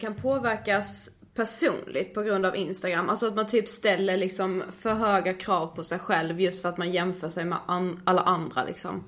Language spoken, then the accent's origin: Swedish; Karlshamn, Blekinge, Sweden; i Karlshamn där vi kommer ifrån